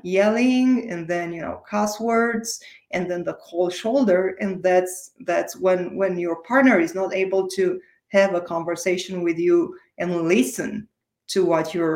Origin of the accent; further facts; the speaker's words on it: Romania; English is a second language; moved away; I was born and raised in Romania, in case you wonder about my accent.